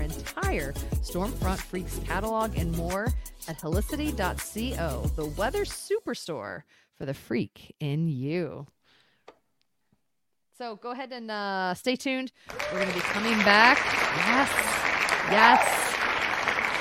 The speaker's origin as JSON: {"language": "English", "region": "Virginia", "country": "United States", "tie": "born or raised there", "said": "Having grown up in Virginia"}